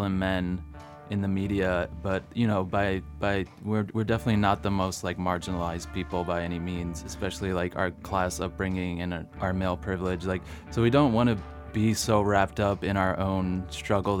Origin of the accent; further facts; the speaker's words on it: Philadelphia area, Pennsylvania, United States; I grew up right outside of Philly